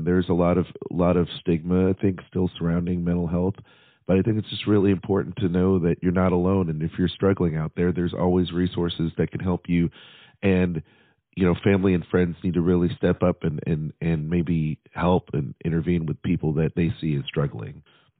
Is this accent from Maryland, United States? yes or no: no; Nashville, Tennessee, United States; it's my hometown